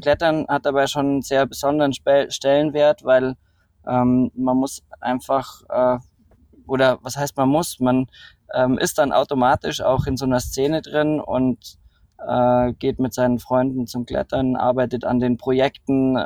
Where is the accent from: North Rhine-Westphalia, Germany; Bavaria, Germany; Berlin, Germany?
Bavaria, Germany; Rosenheim; geboren in äh, Rosenheim, äh, südlich von München, ähm, an den Bergen, bin in den Bergen, mit den Bergen aufgewachsen.